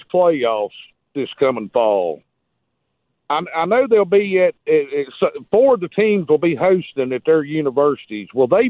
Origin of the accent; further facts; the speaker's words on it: United States; I grew up near East Tennessee, Southwest Virginia.